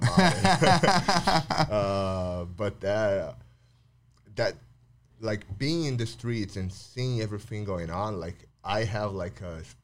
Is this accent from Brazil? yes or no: yes; São Paulo, Brazil; Then I got back to Sao Paulo. So I, I grew up in Sao Paulo, uh, living two houses in Sao Paulo, so mostly the same neighborhood.